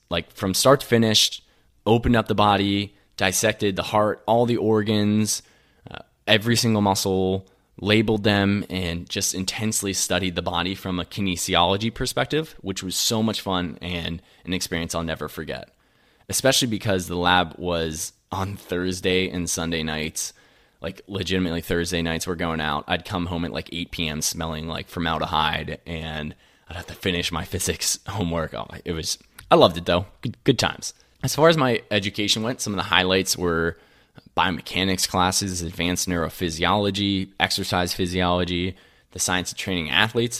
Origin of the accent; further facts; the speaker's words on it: Latrobe, Pennsylvania, United States; also born or lived in Somerset, Pennsylvania; I was born and raised in Western P A, outside of Pennsylvania, a place called La Trobe